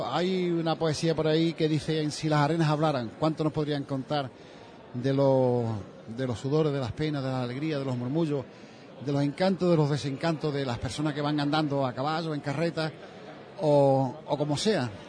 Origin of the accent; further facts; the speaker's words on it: Galicia, Spain; now in Huelva, Spain; yo como, como gallego que soy, yo no conocía el Rocío hasta que llegué aquí.